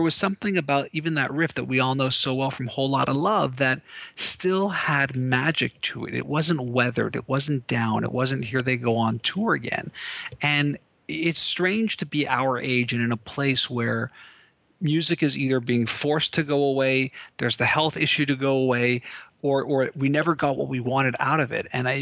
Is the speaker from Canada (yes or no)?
yes; Canada; I'm Canadian